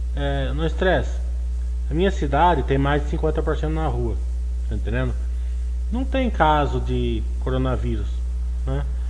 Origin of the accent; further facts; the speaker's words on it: Brazil; accent: caipira; É que meu inglês é que nem meu português, né? É caipira